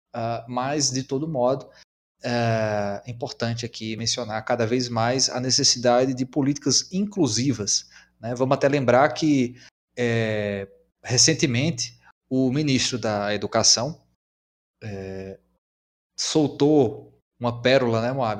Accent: São Francisco Valley, Brazil; nós somos aqui da região do Vale do São Francisco

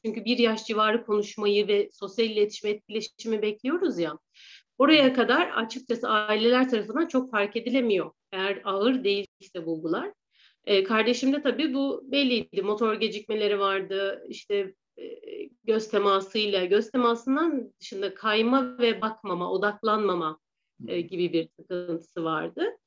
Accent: Ankara, Turkey; 1985 Ankara doğumluyum.

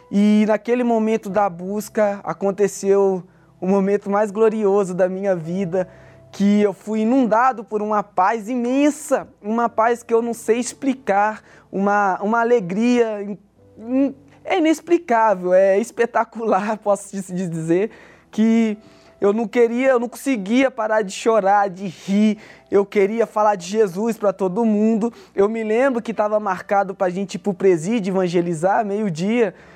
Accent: Belo Horizonte, Minas Gerais, Brazil; sou natural de Minas Gerais, Belo Horizonte.

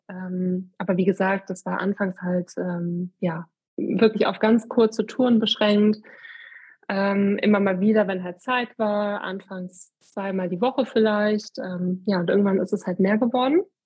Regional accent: Eifel, Germany; hier in einer Bank bei uns in der Eifel

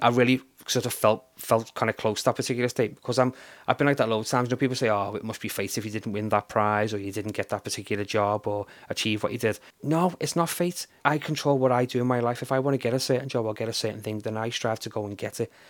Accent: Liverpool, North West England, United Kingdom; also born or lived in Runcorn; although I was technically given birth to in um, in Liverpool, I was brought up in Runcorn the first couple of years of my life

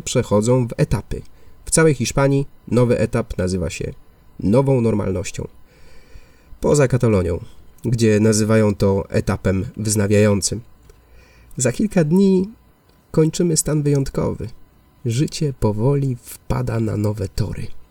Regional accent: Poland; now in Barcelona, Spain

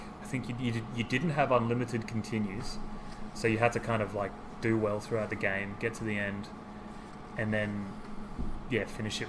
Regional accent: Australia; being Australian.

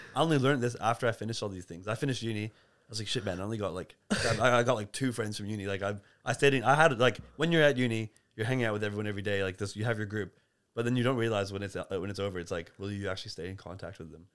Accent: Canada; now in Melbourne, Australia; I was born in Canada

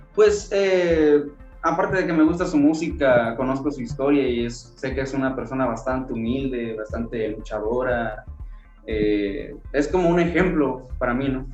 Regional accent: Tonalá, Chiapas, Mexico; also born or lived in Tuxtla Gutiérrez, Chiapas; Yo nací en la ciudad de Tuxtla Gutiérrez, Chiapas, pero radico en Tonalá, Chiapas, es mi, mi ciudad natal

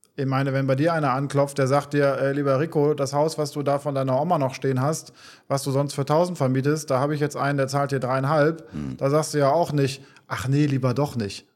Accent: Bremen, Germany; moved away as an adult; now in Cyprus; wir kommen, wir kommen aus Bremen, aus Norddeutschland.

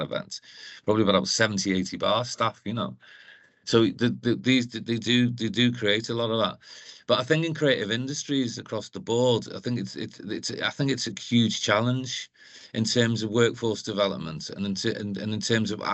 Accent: Liverpool, North West England, United Kingdom; now in Newcastle, United Kingdom; as you can tell by my accent, I'm from Liverpool originally, but I came here

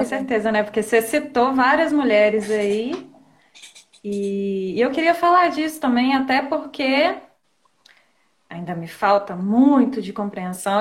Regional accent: Rodeiro, Minas Gerais, Brazil; moved away as an adult; now in Ubá, Brazil; Eu sou, eu sou de Rodeiro. Eu nasci em Rodeiro, mas eu moro em Ubá agora. Só que na quarentena eu tô passando na casa dos meus pais

